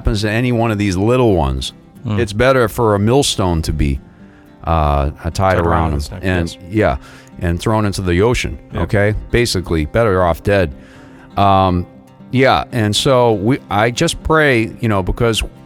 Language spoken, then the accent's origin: English; Boston, Massachusetts, United States; I'm originally from Boston